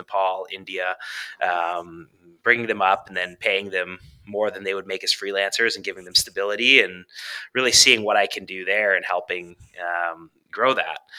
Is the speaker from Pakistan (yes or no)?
no; Canada; I'm from Canada